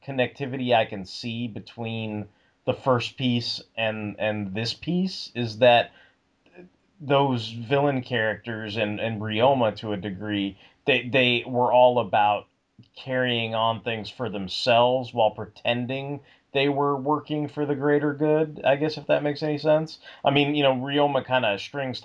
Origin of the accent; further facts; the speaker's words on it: New York, United States; I was born in Brooklyn